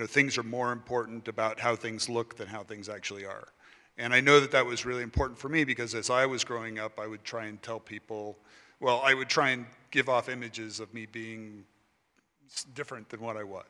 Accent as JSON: {"language": "English", "town": "Los Angeles", "region": "California", "country": "United States", "tie": "born or raised there", "said": "I'm actually originally from Los Angeles, California. So you know I do love LA. uh, and actually uh, grew up in the San Fernando Valley"}